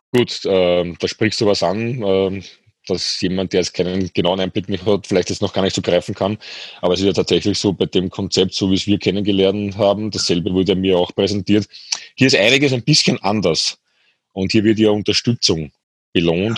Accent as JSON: {"language": "German", "country": "Austria", "said": "bei uns in Österreich"}